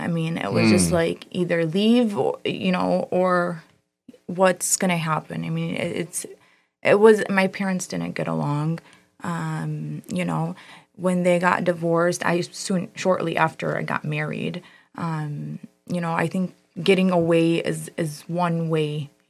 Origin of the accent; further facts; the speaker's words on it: Dearborn, Michigan, United States; I graduated from Fordson. I grew up in Dearborn. Okay. Born and raised there.